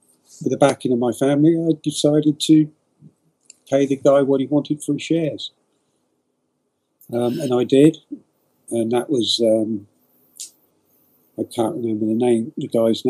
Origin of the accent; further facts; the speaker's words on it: Poole, South West England, United Kingdom; also born or lived in Boscombe, Bournemouth; I was born in Boscombe Hospital, so I'm a local to where the football club was. One of five boys. Lived in Boscombe for 2 years, moved to Parkstone, and lived in Poole for the rest of my life.